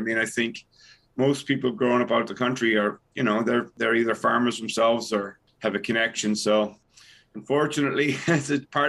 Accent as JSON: {"language": "English", "town": "Dysart", "region": "County Clare", "country": "Ireland", "tie": "born or raised there", "said": "I grew up in Dysart."}